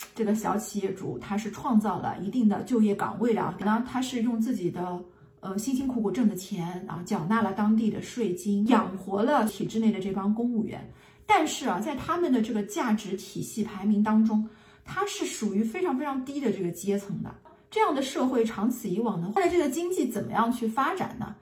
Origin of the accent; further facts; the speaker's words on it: China; moved away; 我们中国人啊，至少可以明白一件事情